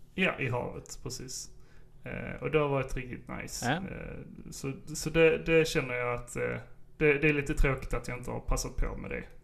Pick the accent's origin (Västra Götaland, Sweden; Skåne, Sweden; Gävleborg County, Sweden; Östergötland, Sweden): Skåne, Sweden; Sjöbo; Vi har en skidback i Sjöbo där jag växte upp